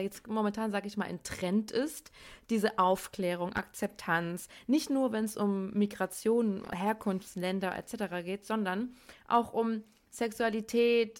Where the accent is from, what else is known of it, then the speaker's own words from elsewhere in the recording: Darmstadt, Hesse, Germany; now in Cologne, Germany; ich komme eigentlich aus Darmstadt, wohne aber in Köln